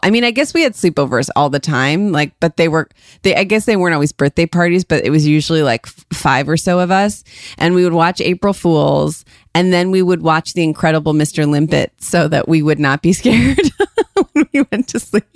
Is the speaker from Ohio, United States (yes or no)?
yes; Ohio, United States; moved away; we grew up in Ohio